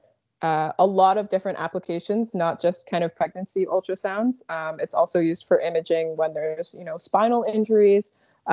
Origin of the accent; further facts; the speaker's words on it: Dartmouth, Nova Scotia, Canada; I grew up in Nova Scotia my whole life